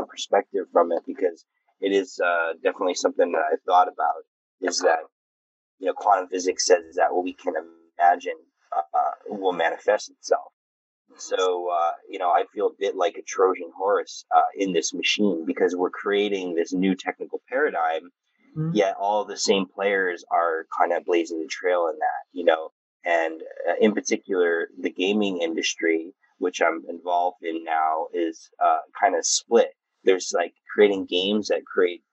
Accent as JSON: {"language": "English", "region": "New Mexico", "country": "United States", "tie": "born or raised there", "also_born_or_lived": "Taos, New Mexico / Oregon", "moved": "yes", "lives_now": "Connecticut, United States", "said": "feeling out my desert roots because I was born in New Mexico"}